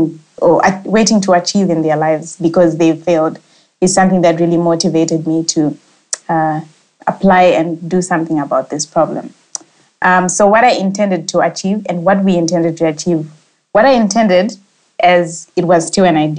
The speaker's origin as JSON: {"language": "English", "country": "Zimbabwe", "said": "I'm a young Zimbabwean"}